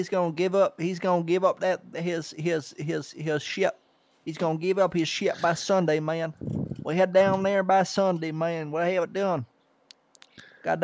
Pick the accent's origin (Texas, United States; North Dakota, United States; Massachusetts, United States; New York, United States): North Dakota, United States; No, I'm from North Dakota, but I'm up in Canada right now.